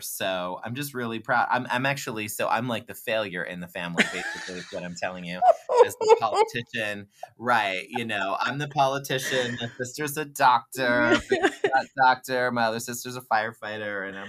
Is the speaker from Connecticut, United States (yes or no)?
no; Fort Lauderdale, Florida, United States; I am a Floridian born and raised. I was born in Fort Lauderdale, first generation American and the first in my family born in the United States. My dad is Peruvian and my mom is French Canadian.